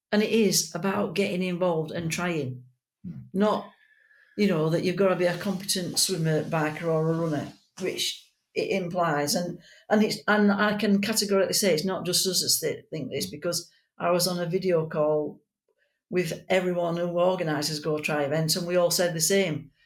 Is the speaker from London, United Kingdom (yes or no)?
no; Yorkshire and the Humber, United Kingdom; we're from Yorkshire. We speak as we find, and we tell the truth.